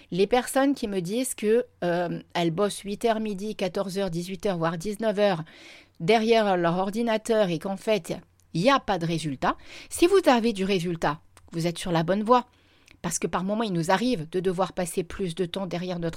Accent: Reims, Grand Est, France; also born or lived in La Ciotat; Donc vous voyez, à la base, je vivais à La Ciotat, mais à la base, je suis originaire de Reims. J'ai déjà pas mal baroudé.

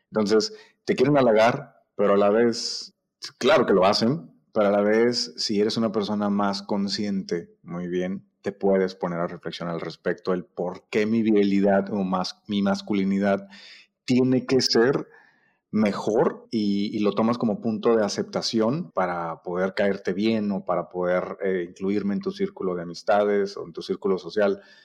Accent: Mexico; Nosotros como mexicanos

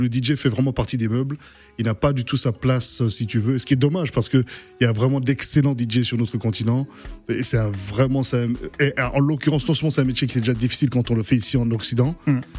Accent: Bria, Haute-Kotto, Central African Republic; moved away; j'ai grandi à Bria, à l'est de, la, RCA

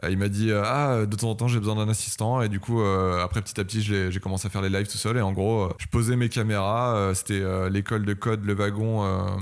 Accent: Paris, Île-de-France, France; also born or lived in Belgium; je viens de Paris

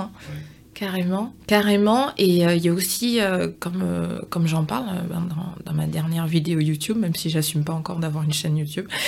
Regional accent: Bordeaux region, Nouvelle-Aquitaine, France; moved away as an adult; also born or lived in England; now in Martinique; je suis née euh, en Martinique. Je suis, j'ai suivi ma mère dans l'Hexagone, donc j'avais 6 ans. Donc j'ai grandi presque toute ma vie dans la région bordelaise

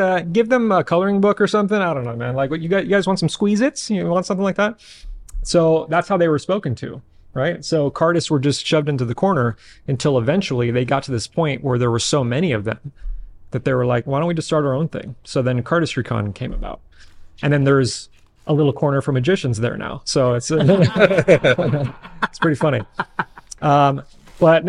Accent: Bay Area, California, United States; I'm from the Bay Area, 37.

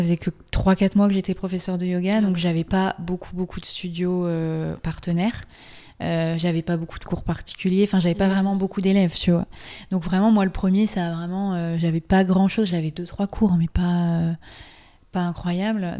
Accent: France; accent: French; avec mon super accent français

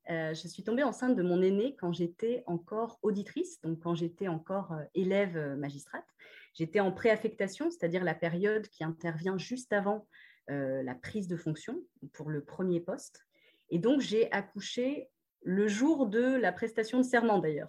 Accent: Réunion; moved away as an adult; also born or lived in Lens, France / Australia; alors donc j'ai grandi à La Réunion jusqu'à 18 euh, ans. En fait, je suis née à Lens

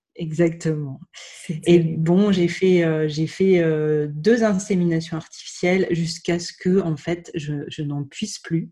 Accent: Dijon, Bourgogne-Franche-Comté, France; also born or lived in Lyon; j'ai grandi, j'ai grandi à Dijon, qui est la région où je suis née

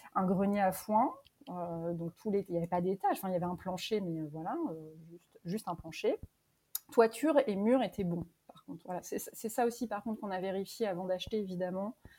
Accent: Normandy, France; also born or lived in Paris; now in Périgord, France; je suis originaire de Normandie avec des attaches plutôt en Bretagne

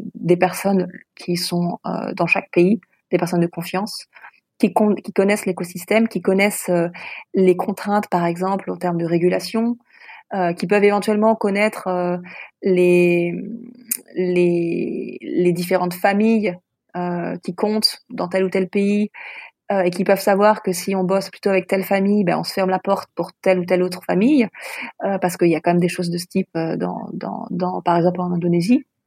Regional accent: France; moved away as an adult; also born or lived in Hong Kong; now in Singapore; je suis française

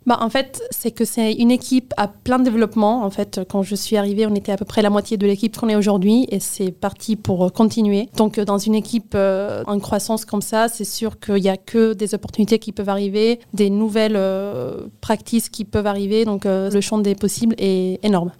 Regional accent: Barcelona, Catalonia, Spain; French is a second language; moved away as an adult; now in Paris, France; je viens de Barcelone, en Espagne

